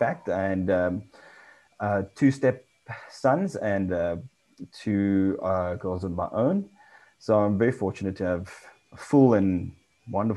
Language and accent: English; South Africa; also born or lived in England; came back to South Africa